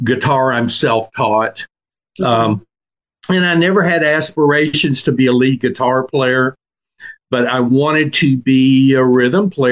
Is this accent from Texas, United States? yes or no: yes; La Porte, Texas, United States; also born or lived in Houston, Texas / Austin, Texas; now in Buda, United States; I was born in Houston, Texas, and I grew up in a little town called La Porte. It's between Houston and Galveston on the Galveston